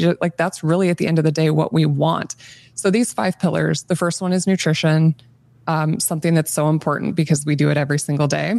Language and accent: English; Nebraska, United States; I grew up in Nebraska, born and raised in the state